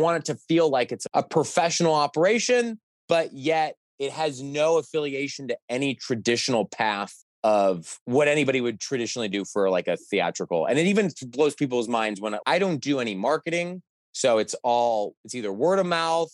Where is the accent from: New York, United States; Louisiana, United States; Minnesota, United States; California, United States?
California, United States; Los Angeles; now in Chicago, United States; growing up in Los Angeles